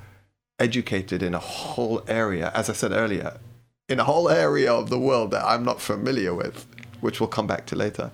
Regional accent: London, United Kingdom; moved away as an adult; now in Brighton, United Kingdom; I grew up in London, you can hear.

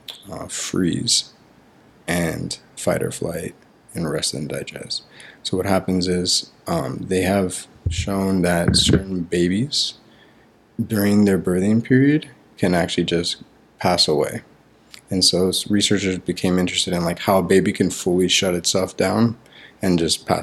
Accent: Miami, Florida, United States; I grew up in Miami, Florida

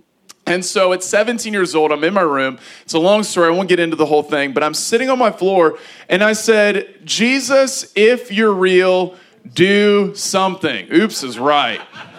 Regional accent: Front Royal, Virginia, United States; I grew up in Front Royal.

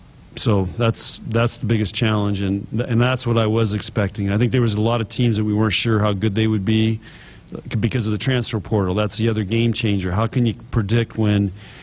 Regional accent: San Diego, California, United States; moved away as an adult; also born or lived in Midwest; now in Nebraska, United States; we grew up in San Diego, and one of the reasons your mom and I moved to the Midwest was to have four seasons

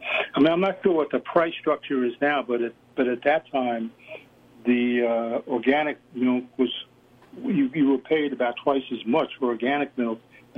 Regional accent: New York City, New York, United States; moved away as an adult; I grew up in Brooklyn, New York, in the city, and went to public high schools and went to boys' high.

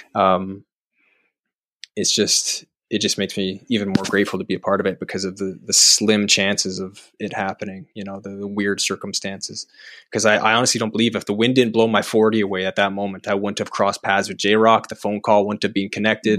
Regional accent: Calgary, Alberta, Canada; moved away as an adult; also born or lived in Vancouver; now in Toronto, Canada; I'm from, I'm from Calgary

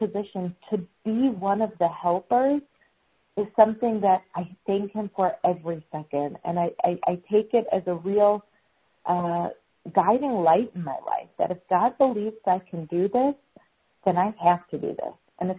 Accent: Chicago, Illinois, United States; now in Israel; I grew up in Chicago.

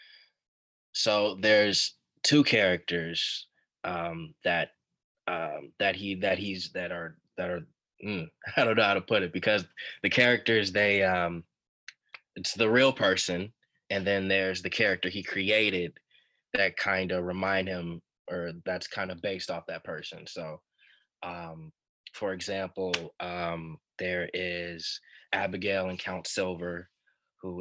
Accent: Chicago, Illinois, United States; I born and raised in Chicago

